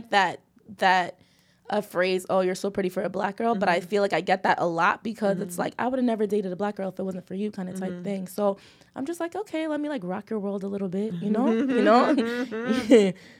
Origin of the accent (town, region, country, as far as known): Bayville, United States